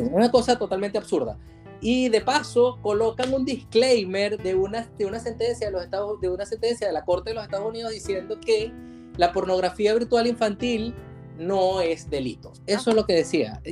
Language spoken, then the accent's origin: Spanish; Venezuela; now in Valencia, Spain; contratan a muchos venezolanos porque les gusta nuestro timbre de voz